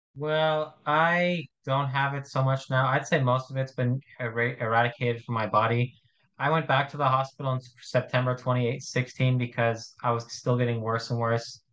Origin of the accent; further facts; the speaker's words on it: Arizona, United States; I'm from Arizona in the United States